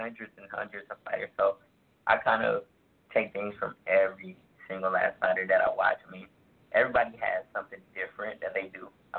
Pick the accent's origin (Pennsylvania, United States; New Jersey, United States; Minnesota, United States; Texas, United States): Minnesota, United States; Minneapolis; So I'm from Minneapolis, Minnesota. I graduated from Patrick Henry, which is a North Minneapolis school.